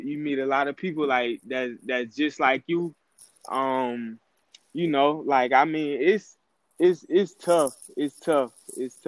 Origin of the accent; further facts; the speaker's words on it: Jesup, Georgia, United States; also born or lived in Savannah, Georgia; now in Valdosta, United States; I moved to Jessup when I was younger